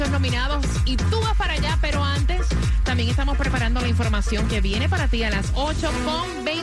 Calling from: Doral, Florida, United States; Del Doral.

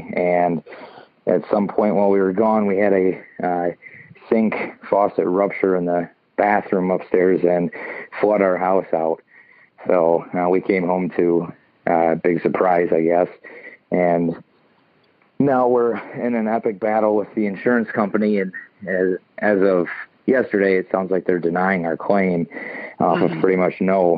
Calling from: Michigan, United States; Just north of Lansing.

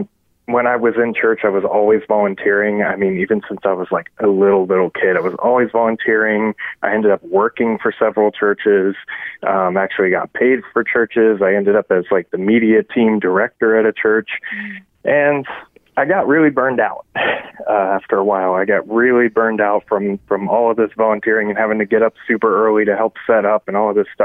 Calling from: Virginia, United States; from Virginia.

